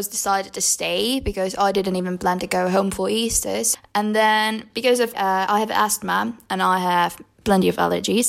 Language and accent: English; Czechia; We got off a bus at Prague. Then I had to take another bus, go to my hometown, and then finally I was home.